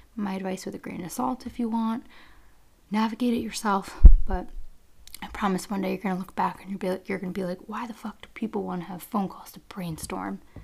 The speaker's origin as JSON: {"language": "English", "region": "New York", "country": "United States", "said": "I'm from New York"}